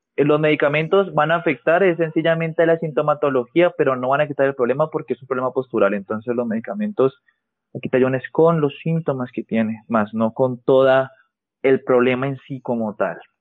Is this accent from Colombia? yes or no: yes; Colombia; el indicativo en mi país sería más 57